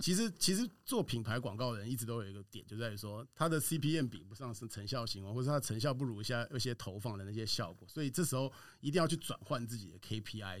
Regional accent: Taiwan; 我们台湾人在这种 这种公司里面，其实就可以发挥它的一些圆融的特色

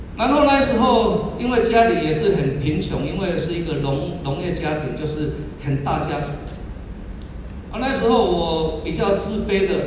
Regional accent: southern Taiwan, Taiwan; moved away; 我来自一个南部很乡下的地方

